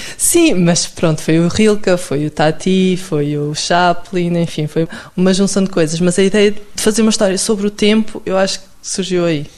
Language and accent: Portuguese; Lousã, Centro, Portugal; also born or lived in Coimbra / Aveiro; eu, nasci em Coimbra, mas depois cresci na Lousã, portanto, um meio ainda mais pequenininho